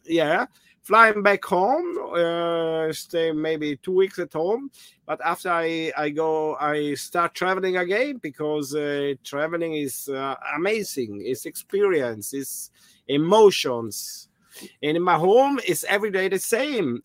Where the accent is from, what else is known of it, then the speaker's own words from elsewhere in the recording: South Tyrol, Trentino-Alto Adige, Italy; I'm from South Tyrol, Italy.